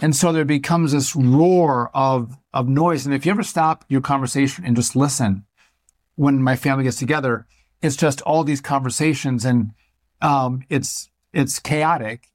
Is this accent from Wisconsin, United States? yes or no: yes; Wisconsin, United States; born or raised there